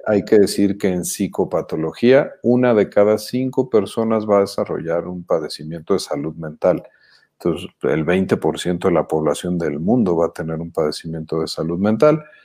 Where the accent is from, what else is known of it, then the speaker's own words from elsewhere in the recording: Jalisco, Mexico; now in Mexico City, Mexico; somos jalisquillos avecindados en la Ciudad de México, somos chilangos ya desde hace un rato